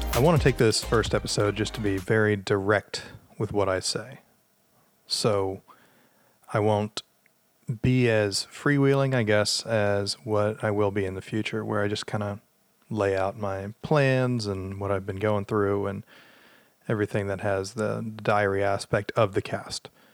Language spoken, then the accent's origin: English; the South, United States; I'm from the South